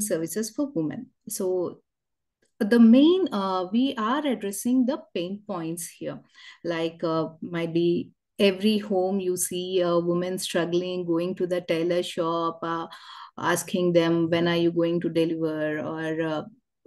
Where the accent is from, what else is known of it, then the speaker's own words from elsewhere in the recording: Hyderabad, Telangana, India; I'm from Hyderabad.